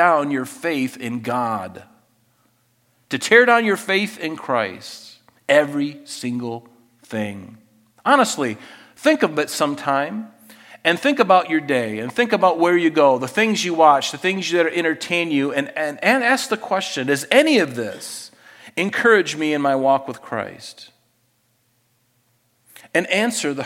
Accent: United States; I grew up in the United States of America

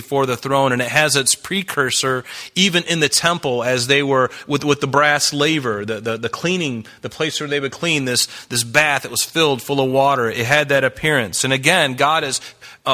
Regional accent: the South, United States; I grew up in the South.

